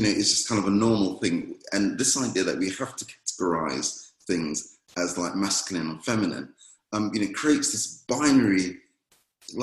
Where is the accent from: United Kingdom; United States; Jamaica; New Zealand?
Jamaica; moved away; I was playing with some friends at church while I grew up in Jamaica